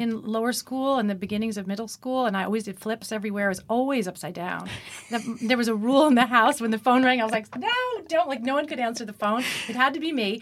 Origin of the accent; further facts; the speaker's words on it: Long Island, New York, United States; accent: Long Island; also born or lived in Manhasset; I was from Long Island